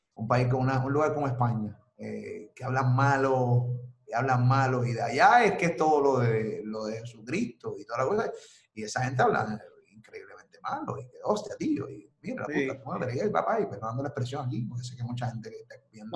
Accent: Carolina, Puerto Rico; also born or lived in New Jersey; Yo soy de Carolina, Rolling Hills. Me crié en Rolling Hills, Carolina, y luego en Metrópolis viví.

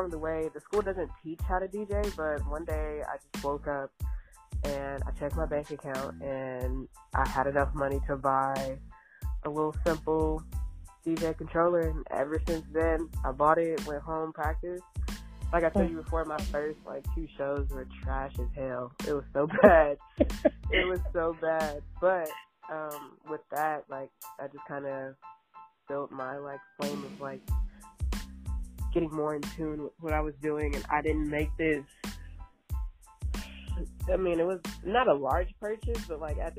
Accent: Charlotte, North Carolina, United States; moved away as an adult; now in Oakland, United States; I was born in Oakland, raised in Charlotte, North Carolina, up until like getting out of high school, graduated and moved back to Oakland

